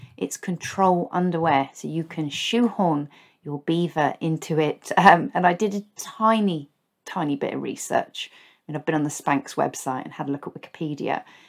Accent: Basingstoke, South East England, United Kingdom; moved away; where I grew up in Basingstoke

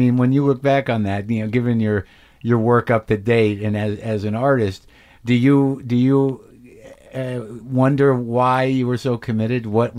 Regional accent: New Jersey, United States; My family is, I'm Jewish. I'm from Jersey. My family, they come from, my grandfather was from Elizabeth.

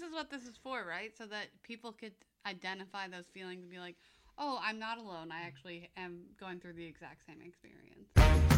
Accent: United States; moved away; I grew up in America

